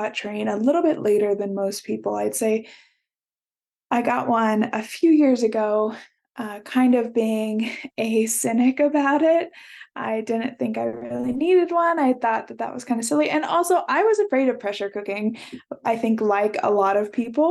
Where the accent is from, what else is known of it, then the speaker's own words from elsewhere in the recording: Midwest, United States; I grew up in the Midwest